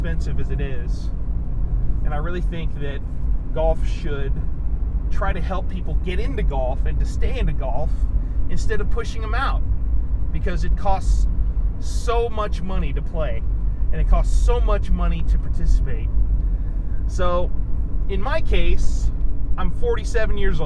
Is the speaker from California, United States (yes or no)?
yes; Sacramento, California, United States; I came from the Sacramento area where, there was golf to be played in Sacramento